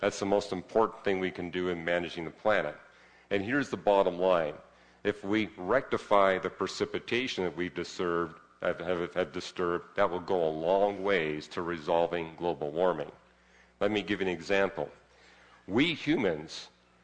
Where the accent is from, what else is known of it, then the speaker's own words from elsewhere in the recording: Vancouver, British Columbia, Canada; I grew up in Vancouver, which is even wetter